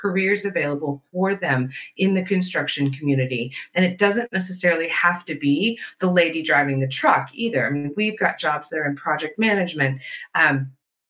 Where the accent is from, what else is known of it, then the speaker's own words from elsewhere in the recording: Southwest Virginia, United States; I grew up in Southwest Virginia